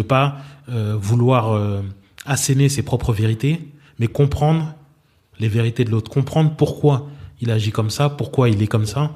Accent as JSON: {"language": "French", "country": "Benin", "tie": "born or raised there", "also_born_or_lived": "Abidjan", "moved": "yes", "said": "Le Bénin est ma terre natale."}